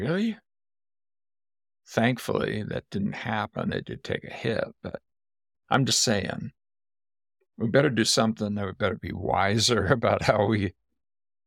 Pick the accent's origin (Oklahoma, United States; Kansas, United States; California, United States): California, United States; Southern; moved away; also born or lived in West Virginia; I grew up in Southern California